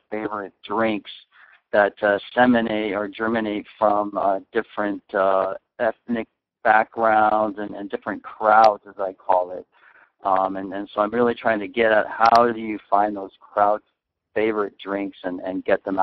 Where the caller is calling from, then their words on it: Arcadia, California, United States; I am actually in uh, Arcadia, California, just outside of uh, Pasadena.